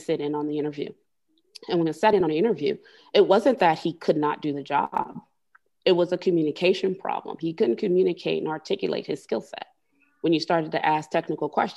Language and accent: English; Miami, Florida, United States; moved away as an adult; now in Birmingham, United States; I grew up in Miami, which is the melting pot, you know, of immigrants.